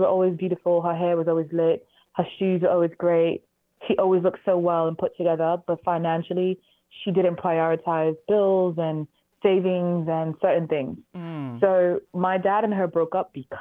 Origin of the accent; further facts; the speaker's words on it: Manchester, North West England, United Kingdom; I was raised in Manchester, England